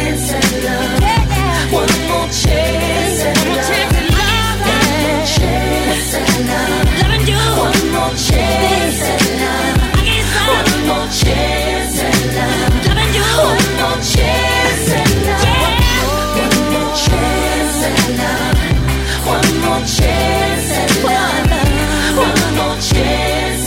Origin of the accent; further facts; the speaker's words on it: St. Kitts & Nevis; now in Atlanta, United States; St. Kitts and Nevis, my hometown